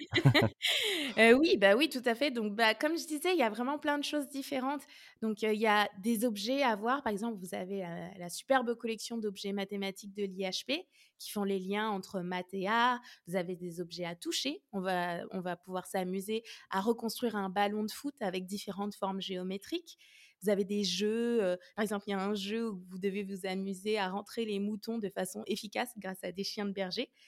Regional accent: Orléans, Centre-Val de Loire, France; moved away as an adult; also born or lived in Lyon / Nice; je suis originaire d'Orléans

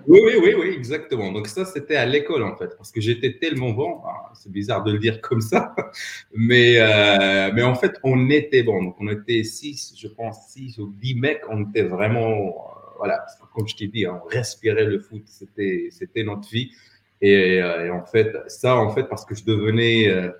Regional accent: Rabat, Rabat-Salé-Kénitra, Morocco; moved away as an adult; also born or lived in Meknes; now in Poland; à Rabat, j'ai grandi à Rabat

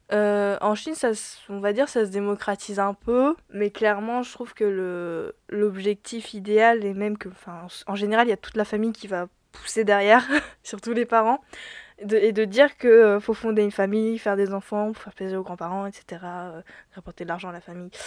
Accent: France; born or raised there

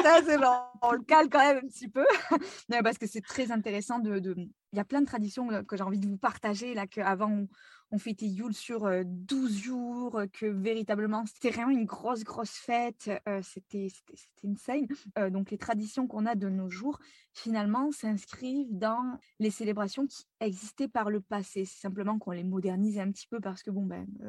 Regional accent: France; moved away as an adult; now in Montreal, Canada; je suis française actuellement expatriée à Montréal depuis euh, trois ans maintenant

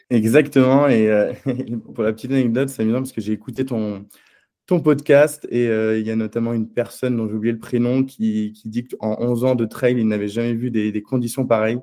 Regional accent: Caen, Normandy, France; moved away as an adult; also born or lived in Angers; Je suis originaire de Normandie. Euh, j'ai grandi pendant 18 ans à Caen.

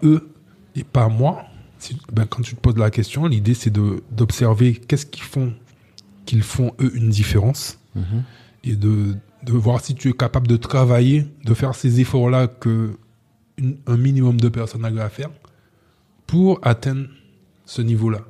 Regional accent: Guadeloupe; je, viens d'un endroit où euh, l'identité, c'est quelque chose de complexe. Donc, c'est la Guadeloupe

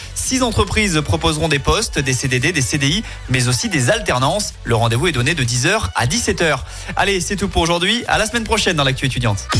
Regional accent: Loire, Auvergne-Rhône-Alpes, France; chez nous, dans la Loire

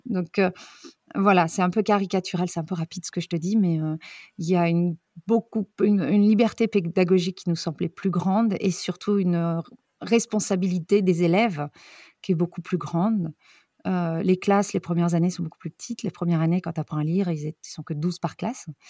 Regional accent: France; moved away as an adult; also born or lived in New Zealand / Brittany; now in Neuchâtel, Switzerland; On est originaire de France, les enfants sont nés en Bretagne, on a trois petits Rennais.

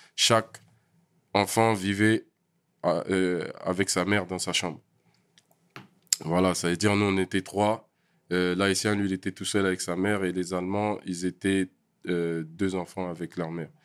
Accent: Paris region / Val-d'Oise, Île-de-France, France; also born or lived in L'Isle-Adam / Vigneux-sur-Seine; je suis né à Paris. Je suis né à Paris. On a d'abord habité dans des logements à Paris

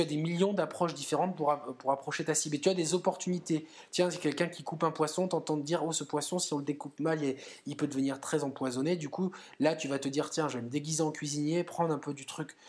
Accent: southern France, France; nous qui sommes deux sudistes

